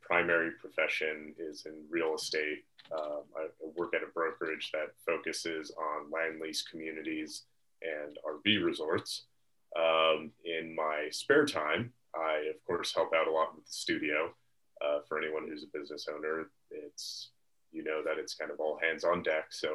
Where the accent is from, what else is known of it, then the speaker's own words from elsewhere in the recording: Key Biscayne, Florida, United States; I'm actually a native Key Rat. I'm from here on Key Biscayne. Lived here for the first 18 years of my life